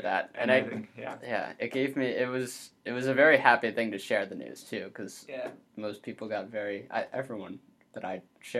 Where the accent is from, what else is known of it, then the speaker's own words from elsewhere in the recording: United States; as an American boy growing up